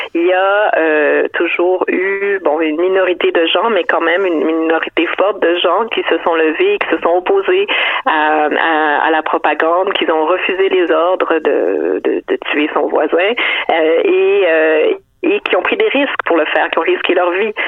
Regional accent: Montreal, Quebec, Canada; je suis née à Montréal, j'ai grandi ici

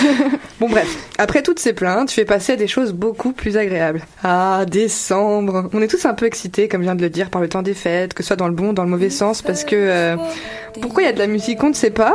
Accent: eastern France, France; now in Montreal, Canada; en France en particulier dans l'est d'où je viens, côté de l'Allemagne

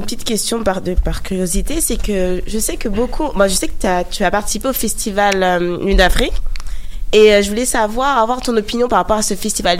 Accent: France; accent: French; je suis née en, France

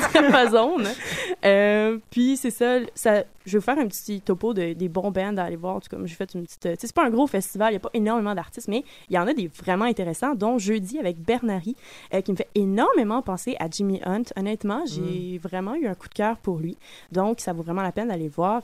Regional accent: North Shore, Quebec, Canada; je viens de la Rive-Nord

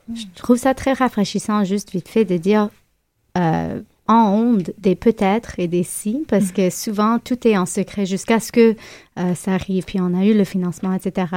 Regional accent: Montreal, Quebec, Canada; ici, chez nous, à Montréal

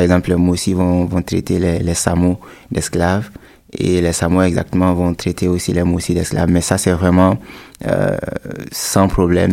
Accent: Burkina Faso; chez nous au Burkina

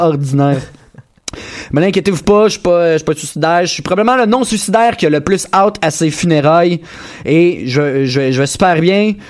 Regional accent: Granby, Quebec, Canada; je viens de Granby

